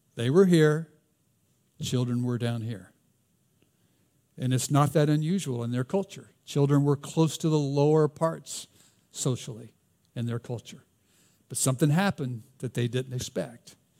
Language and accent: English; the South, United States; accent: Southern; my Southern accent